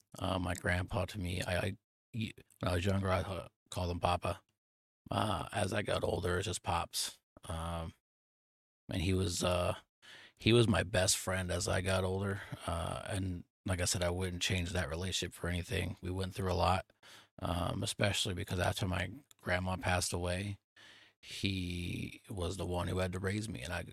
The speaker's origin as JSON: {"language": "English", "region": "Nebraska", "country": "United States", "moved": "yes", "said": "I moved away from Nebraska to Texas. I don't get to see my childhood friends or my family every day"}